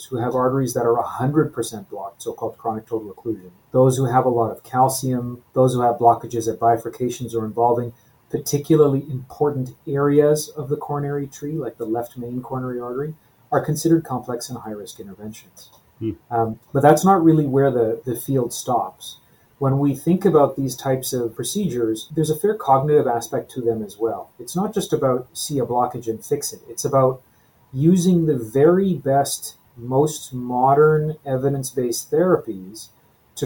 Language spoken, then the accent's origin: English; Edmonton, Alberta, Canada; moved away as an adult; also born or lived in Toronto, Canada / Calgary, Canada / Halifax, Canada / New York, United States; I grew up in Edmonton, Alberta